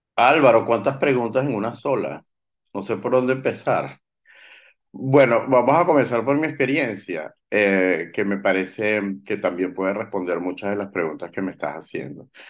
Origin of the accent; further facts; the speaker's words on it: Venezuela; nosotros como venezolanos